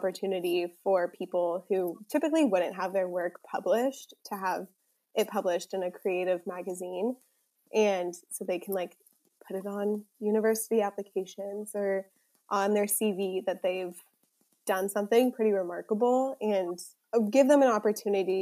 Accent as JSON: {"language": "English", "country": "United States"}